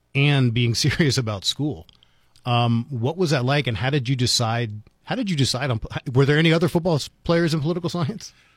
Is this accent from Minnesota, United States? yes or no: no; Washington, District of Columbia, United States; now in Las Cruces, United States; growing up in Washington, D C